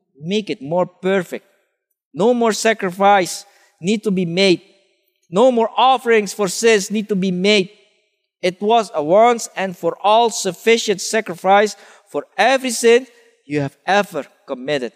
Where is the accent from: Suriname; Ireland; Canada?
Suriname; moved away; I grew up in Suriname